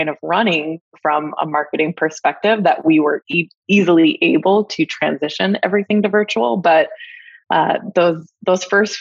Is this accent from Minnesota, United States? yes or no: yes; Minnesota, United States; I'm from Minnesota, hockey game. You know, hockey's a big thing in our state